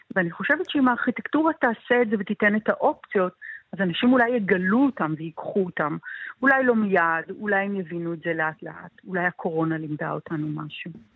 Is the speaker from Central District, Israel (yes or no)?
no; Tel Aviv, Tel Aviv District, Israel; אני גדלתי בתל אביב